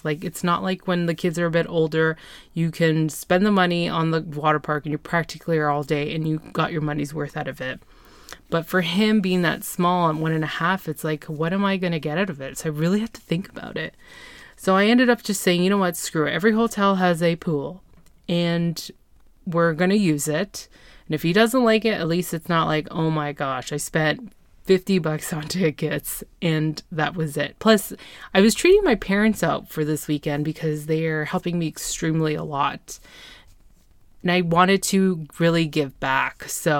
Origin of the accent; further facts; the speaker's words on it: Ontario, Canada; I'm from Ontario. Why am I being charged a tourist tax?